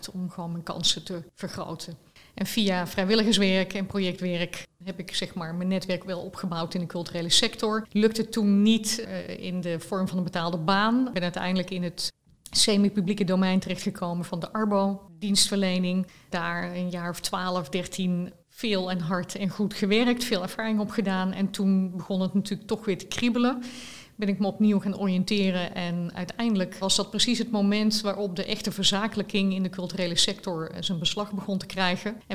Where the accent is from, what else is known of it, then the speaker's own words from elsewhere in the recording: Roosendaal, North Brabant, Netherlands; also born or lived in Leiden; Ik ben geboren in Rozendaal. dat is hier vlakbij.